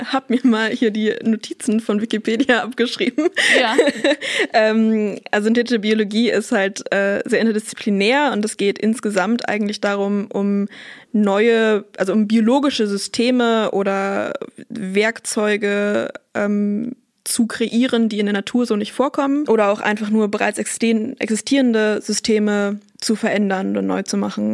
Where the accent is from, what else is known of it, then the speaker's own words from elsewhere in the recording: Bremen, Germany; moved away as an adult; now in Münster, Germany; Ich komme eigentlich aus Bremen und bin dann aber nach Münster gezogen zum Studieren